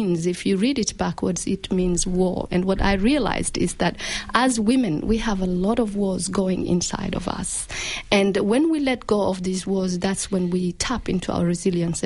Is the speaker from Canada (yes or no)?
no; Malindi, Kilifi County, Kenya; now in Australia; I grew up in a small town called Malindi. And and that's my hometown in Kenya